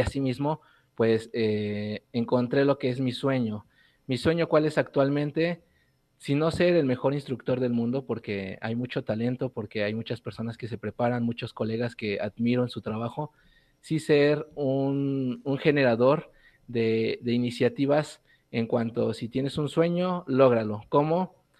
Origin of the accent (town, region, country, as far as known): Puebla, Mexico